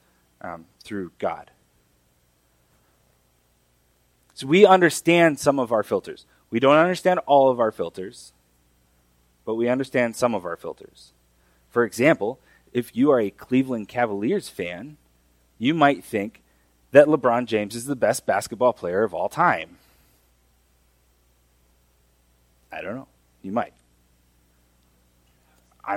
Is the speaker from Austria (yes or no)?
no; Mexico; moved away; The Bible that I grew up reading in Mexico is the Reina Valera